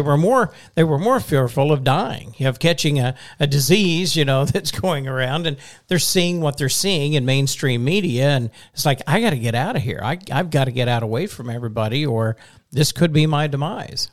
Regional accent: Western Oklahoma, United States; now in Missouri, United States; I'm from Western Oklahoma, which is only five hours west

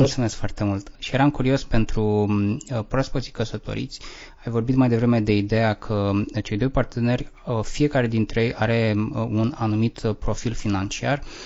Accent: Romania; noi suntem ca români

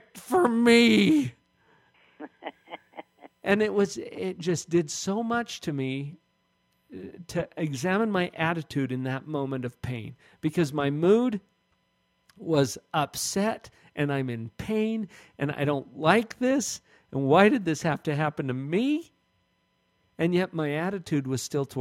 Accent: Orem, Utah, United States; we have the same hometown

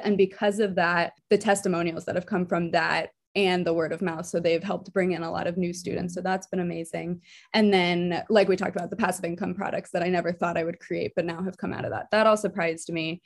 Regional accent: New Jersey, United States; now in Philadelphia, United States; I am originally from New Jersey, living in Philadelphia right now

